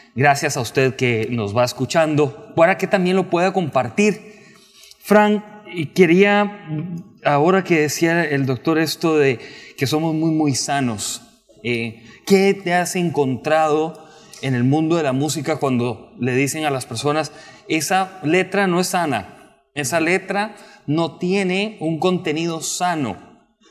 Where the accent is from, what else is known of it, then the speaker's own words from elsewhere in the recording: Costa Rica; soy periodista costarricense